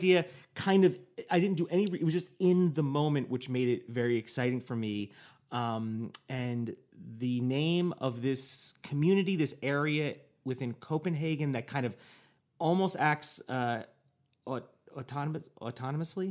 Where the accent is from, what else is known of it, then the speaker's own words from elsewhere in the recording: United States; I'm an American